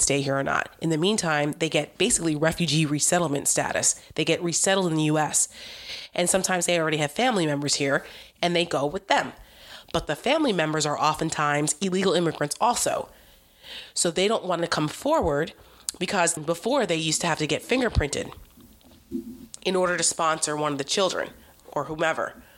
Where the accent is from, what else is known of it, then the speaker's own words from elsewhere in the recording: New Jersey, United States; I'm from New Jersey, so I grew up in the Donald Trump era